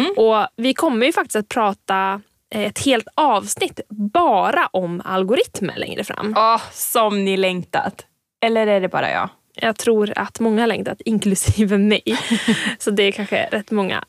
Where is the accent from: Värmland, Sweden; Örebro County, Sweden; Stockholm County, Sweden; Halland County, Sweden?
Värmland, Sweden; Hagfors; är från norra Värmland eh, så att min mm. hemkommun mm. Hagfors har ett eh, järnvägsmuseum som jag också växte upp med